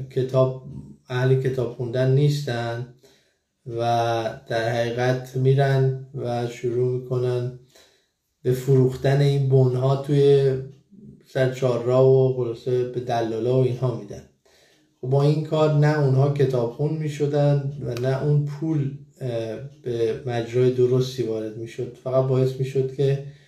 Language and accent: Persian; Iran; moved away as an adult; که من از ایران مهاجرت کردم